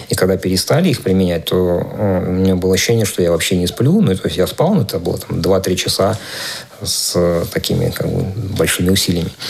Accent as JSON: {"language": "Russian", "town": "Maykop", "region": "Adygea", "country": "Russia", "tie": "born or raised there", "said": "которую собирали мои земляки, там, мои одноклассники, однокурсники в моем родном городе, в Майкопе."}